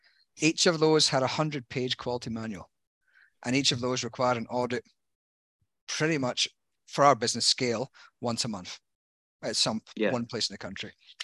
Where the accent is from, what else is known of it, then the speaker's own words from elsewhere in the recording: Ireland; now in Australia; When I came from Ireland, I was following the lucky charms.